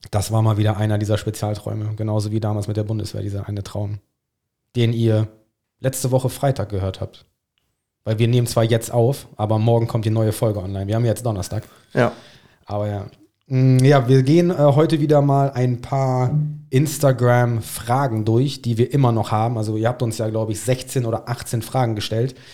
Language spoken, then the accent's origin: German; England, United Kingdom; German is a second language; Ich bin ein Engländer.